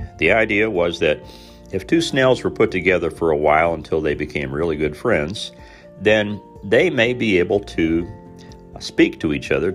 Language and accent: English; Southern Indiana, United States; moved away; a lot of us folks growing up in Southern Indiana at the time I was there